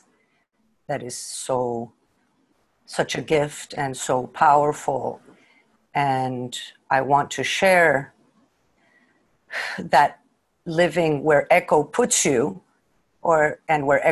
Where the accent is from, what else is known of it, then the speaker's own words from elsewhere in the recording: Mexico; I'm from Mexico